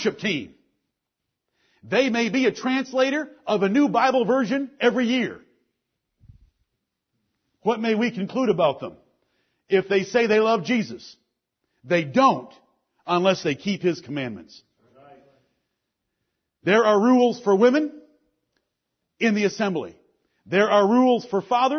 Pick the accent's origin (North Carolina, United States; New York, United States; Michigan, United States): Michigan, United States; Detroit; I grew up in Detroit, Michigan